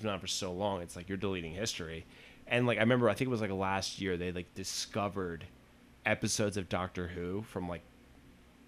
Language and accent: English; United States; I'm an American